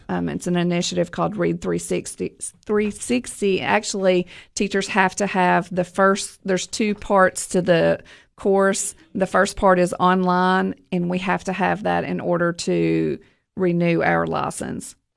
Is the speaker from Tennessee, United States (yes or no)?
yes; Livingston, Tennessee, United States; also born or lived in Rickman, Tennessee; I grew up in Livingston